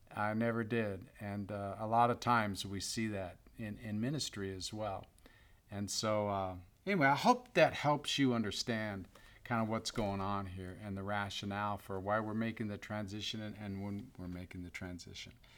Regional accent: Bay Area, California, United States; I grew up in the Bay Area as a San Francisco Giants fan

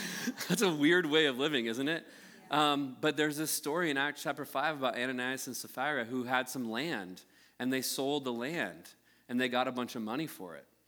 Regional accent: United States; born and raised in the United States

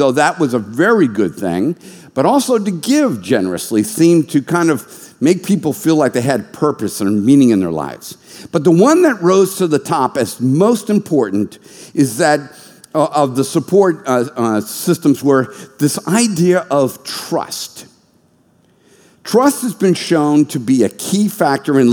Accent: United States

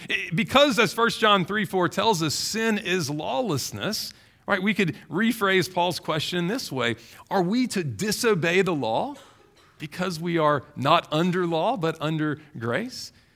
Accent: Baton Rouge, Louisiana, United States; I grew up in Baton Rouge

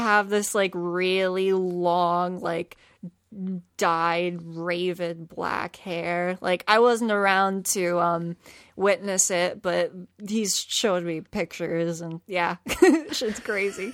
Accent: Philadelphia, Pennsylvania, United States; I grew up in South Philly, and then I ended up moving to the suburbs when I was sixteen

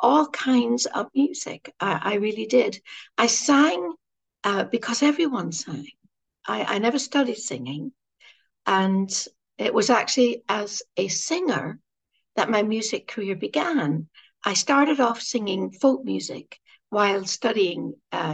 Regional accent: Derry, Northern Ireland, United Kingdom; I was raised in a Catholic family who prayed the rosary who went to Mass. And in a Catholic community in Northern Ireland, in the city of Derry

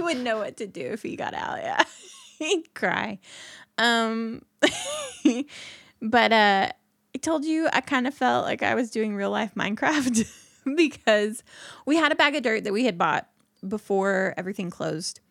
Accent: Indiana, United States; I'm from Indiana

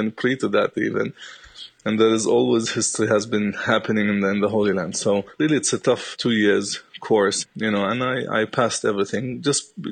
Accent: Bethlehem, Palestine; also born or lived in Jerusalem; I was born in Jerusalem. But then I was raised in Bethlehem

